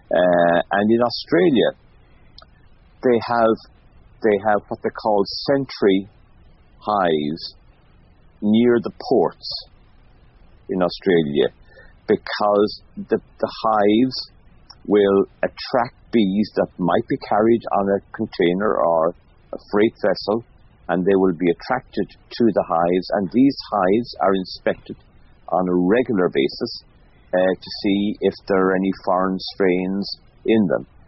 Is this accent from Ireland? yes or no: yes; Mayo, Connacht, Ireland; growing up in Mayo